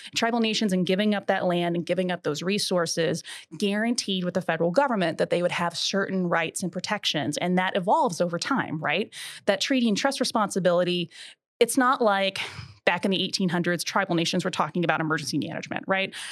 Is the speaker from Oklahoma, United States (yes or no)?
yes; Buffalo Valley, Oklahoma, United States; also born or lived in Norman, Oklahoma; I was born and raised in southeastern Oklahoma. Buffalo Valley, to be exact.